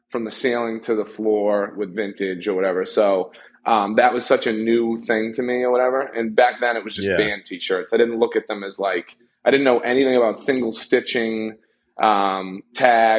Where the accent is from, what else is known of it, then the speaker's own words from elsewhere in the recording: Boston, Massachusetts, United States; I'm from Boston, but it's definitely a New Englander